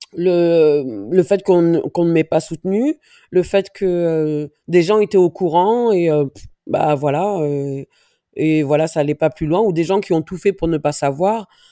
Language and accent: French; Viry-Châtillon, Île-de-France, France; also born or lived in Dreux / Paris; je suis née à Dreux. 500 km de Paris j'ai grandi en banlieue parisienne, donc entre Viry-Châtillon et Grigny